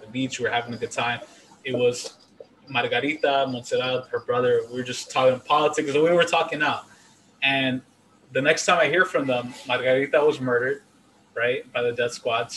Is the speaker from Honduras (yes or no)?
yes; Honduras; moved away